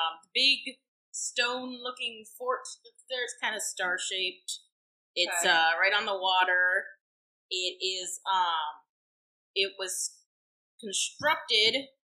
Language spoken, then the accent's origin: English; Florida, United States; we're both from Florida. Well, not from originally, but we met in Florida going to school there.